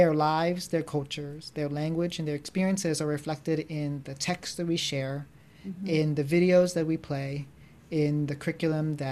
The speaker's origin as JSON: {"language": "English", "area": "suburban America outside of Philadelphia", "region": "Pennsylvania", "country": "United States", "tie": "born or raised there", "said": "as an Asian American growing up in America, like suburban America outside of Philadelphia"}